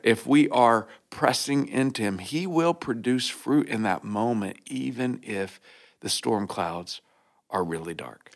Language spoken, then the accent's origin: English; Oklahoma, United States; I grew up in Oklahoma